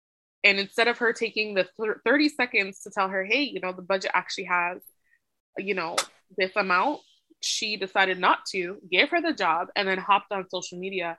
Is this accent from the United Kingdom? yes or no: no; Canada; But when you talk to a Canadian, because of the way that Canadian society is, we don't ask you to assimilate to be a Canadian